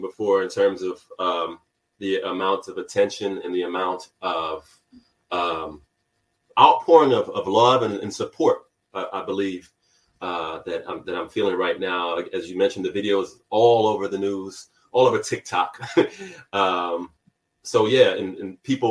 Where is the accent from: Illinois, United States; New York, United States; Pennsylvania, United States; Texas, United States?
New York, United States; also born or lived in California; even though I grew up in New York